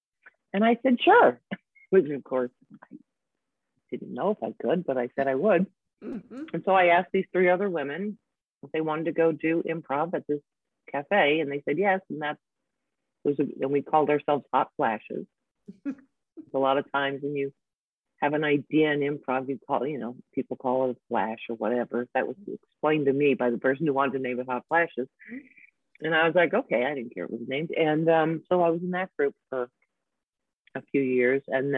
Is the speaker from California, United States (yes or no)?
yes; San Diego, California, United States; San Diego.